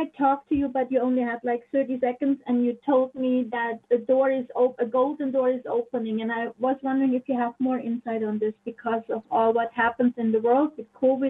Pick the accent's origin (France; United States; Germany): Germany; moved away; I grew up in Germany.